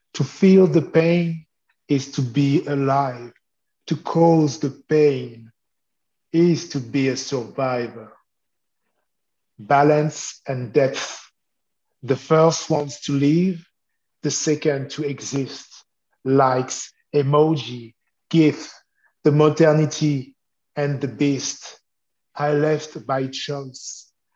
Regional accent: Lyon, Auvergne-Rhône-Alpes, France; English is a second language; moved away as an adult; now in Brooklyn, United States; I became a radio journalist in my hometown, uh, Lyon, for a few years

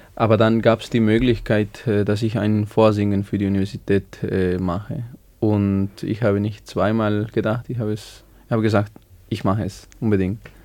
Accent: Bolivia; German is a second language; moved away as an adult; now in Salzburg, Austria; ich bin in Bolivien geboren und da habe ich 21 Jahre gelebt

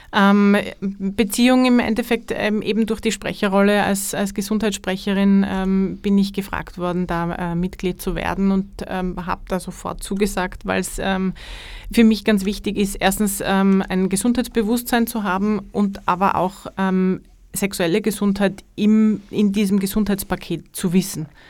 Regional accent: Carinthia, Austria; now in Styria, Austria; gebürtige Kärntnerin mit dem Herzen in, in Kärnten verwurzelt

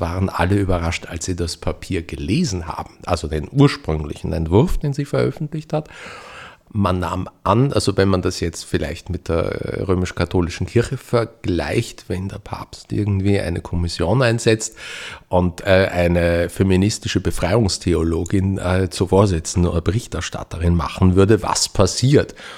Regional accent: Austria; bei uns in Österreich

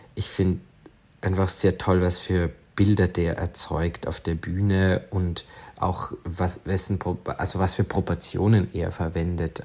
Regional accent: Feldkirch, Vorarlberg, Austria; also born or lived in Lustenau / Liechtenstein; Aufgewachsen bin ich in Feldkirch

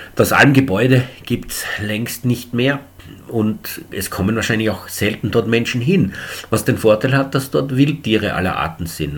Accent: Eastern Austria, Austria; bei uns in Ostösterreich

